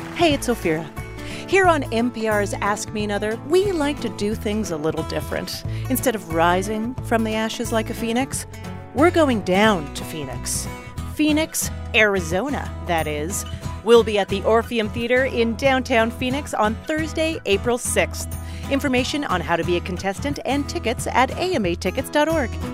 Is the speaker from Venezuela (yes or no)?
no; Alberta, Canada; also born or lived in Toronto; now in United States; Growing up in Alberta